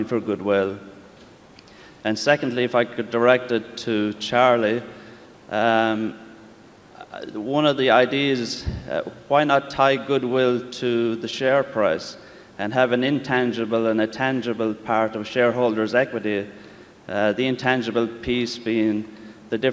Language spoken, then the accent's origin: English; County Kerry, Ireland; I come from County Kerry in Ireland.